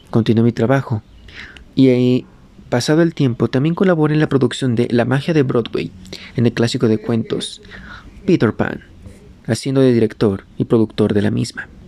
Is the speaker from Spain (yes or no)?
yes; Madrid, Community of Madrid, Spain; moved away; also born or lived in Rüsselsheim, Germany; Yo nací en Rustenheim, Alemania, el 13 de octubre de 1969. Y, donde muy joven, me mudé a Madrid, España, en donde viviría una de las más grandes experiencias de mi infancia.